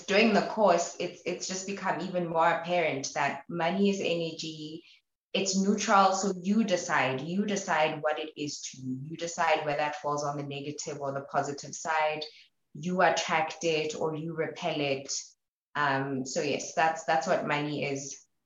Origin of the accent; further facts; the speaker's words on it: Maseru, Lesotho; moved away as an adult; also born or lived in Botabo, Lesotho; now in Flagstaff, United States; I'm from Maseru, Lesotho, but I also identify with being from Botabo, Lesotho.